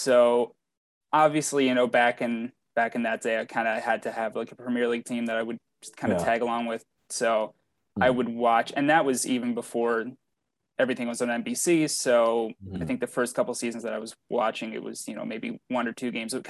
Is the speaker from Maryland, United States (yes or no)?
yes; Baltimore, Maryland, United States; being born and raised in Baltimore